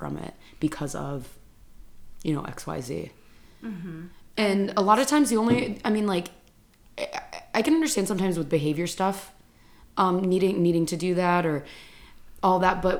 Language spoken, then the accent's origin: English; Michigan, United States; I grew up in Michigan